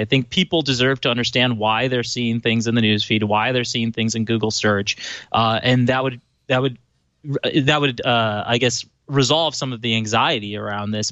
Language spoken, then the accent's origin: English; Chicago, Illinois, United States; I grew up in Chicago